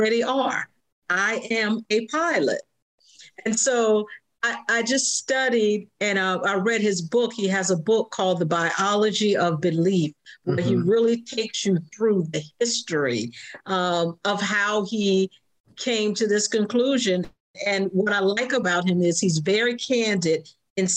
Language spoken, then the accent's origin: English; Jacksonville, Florida, United States; I was born and raised in Jacksonville, Florida